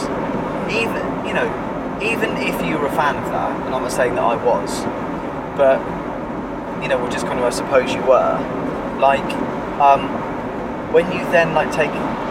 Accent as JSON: {"language": "English", "country": "United Kingdom", "tie": "born or raised there", "said": "I happened to be born here"}